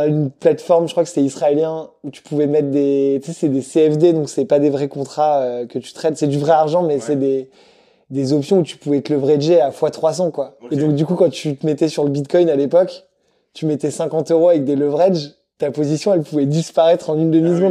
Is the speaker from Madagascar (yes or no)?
yes; Madagascar; moved away as an adult; also born or lived in Lyon / Brussels / Paris; je viens de Madagascar à la base